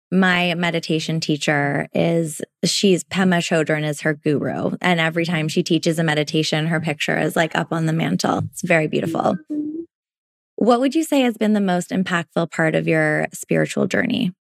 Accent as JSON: {"language": "English", "town": "Toronto", "region": "Ontario", "country": "Canada", "tie": "born or raised there", "moved": "yes", "lives_now": "Vancouver, Canada", "said": "I grew up in Toronto, which is obviously a big city. And moved out to Vancouver."}